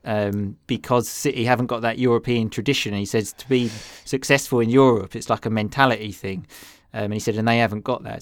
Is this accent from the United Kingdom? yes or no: yes; England, United Kingdom; we are two English boys